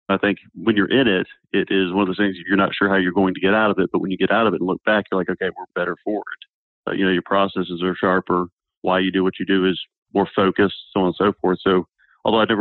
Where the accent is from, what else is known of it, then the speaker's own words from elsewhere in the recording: Snellville, Georgia, United States; also born or lived in Minnesota / Massachusetts; I was born in Minnesota, but moved here at age 6 months and grew up in Snellville, Georgia.